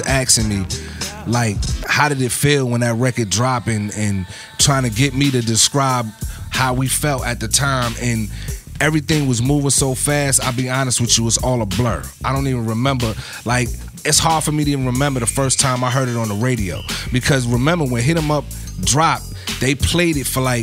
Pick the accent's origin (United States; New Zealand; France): United States; New York City, New York; I'm from Brooklyn.